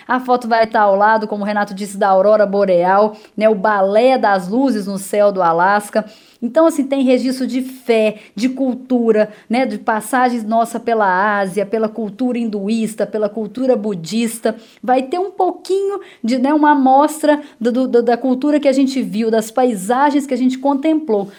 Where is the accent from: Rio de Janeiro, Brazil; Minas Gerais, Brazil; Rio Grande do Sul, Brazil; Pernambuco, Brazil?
Minas Gerais, Brazil; Itaúna; accent: mineiro; moved away; o sotaque fica, eu sou da roça mesmo, sou de Itaúna, falo porta, puxo o R